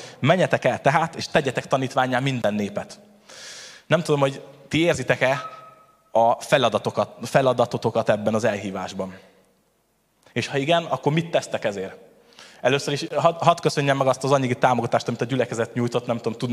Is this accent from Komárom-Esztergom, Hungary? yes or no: yes; Tata, Komárom-Esztergom, Hungary; És akkor, ahogy elhangzott már, igazából Tatáról jöttem